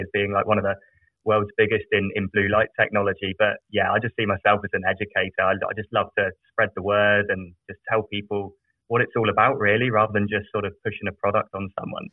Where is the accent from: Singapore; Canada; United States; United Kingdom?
United Kingdom; South of England; I grew up in a very small village in the south of England